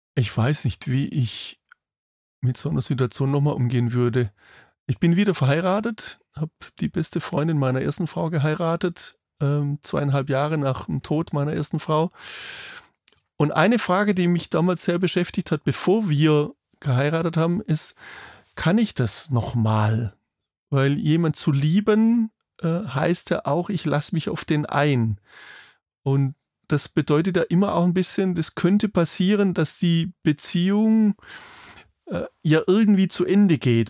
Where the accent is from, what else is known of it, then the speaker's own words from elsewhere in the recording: Germany; bei uns in Deutschland